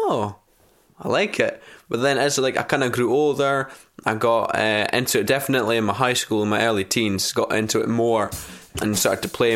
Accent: Elgin, Scotland, United Kingdom; also born or lived in Buckie; I'm 17 years old and I live in Bucket. I was born in Elgin, about half an hour down the road.

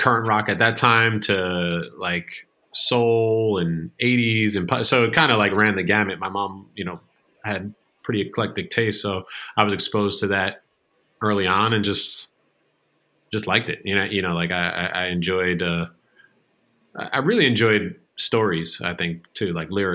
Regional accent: New Jersey, United States; also born or lived in Manhattan, New York; Born and raised in New Jersey

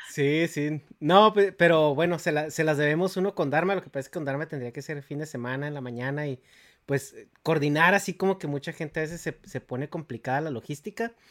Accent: Mexico; moved away; todos somos católicos, somos mexicanos, güey.

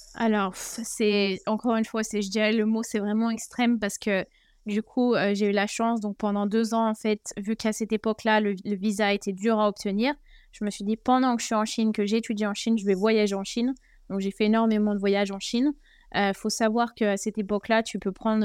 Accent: France; moved away as an adult; also born or lived in China; chez nous en France

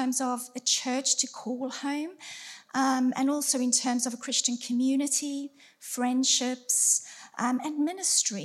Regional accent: South Africa; moved away as an adult; also born or lived in Surrey, United Kingdom; now in Farnworth, United Kingdom; We are originally from South Africa, but we lived in Surrey for around 18 years

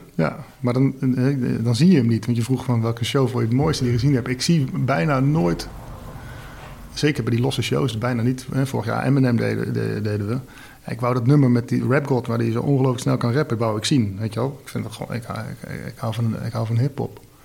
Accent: Nijmegen, Gelderland, Netherlands; Ik kom uit Nijmegen

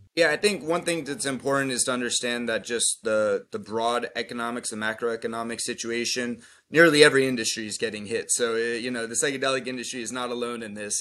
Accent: Florida, United States; I'm from Florida, but I'm here in New York

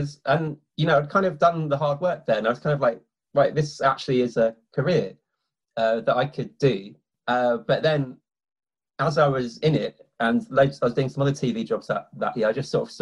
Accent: London, United Kingdom; I grew up in London

